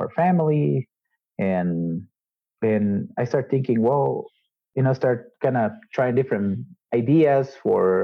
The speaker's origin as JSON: {"language": "English", "country": "Guatemala", "tie": "born or raised there", "said": "I was born and raised here in Guatemala"}